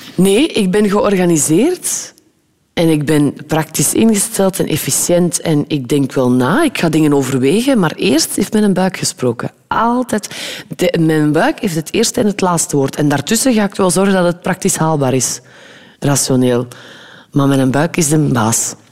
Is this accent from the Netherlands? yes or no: no; West Flanders, Belgium; ik ben ook een West-Vlaming